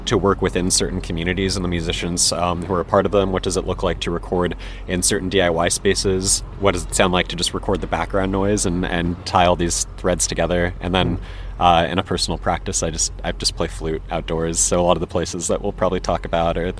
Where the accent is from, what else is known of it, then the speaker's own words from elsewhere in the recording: Los Angeles, California, United States; I am born and raised in Los Angeles. I grew up generally around the West Side, so mostly Venice Beach zone